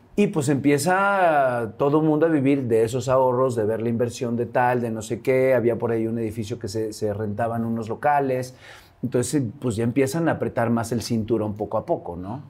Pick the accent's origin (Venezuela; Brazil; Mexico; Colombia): Mexico; Veracruz; moved away as an adult; de Veracruz